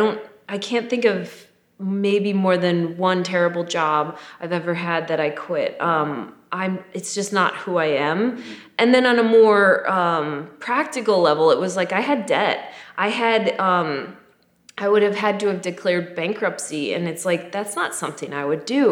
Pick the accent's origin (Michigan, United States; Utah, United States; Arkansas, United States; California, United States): Michigan, United States; moved away; I moved here from Michigan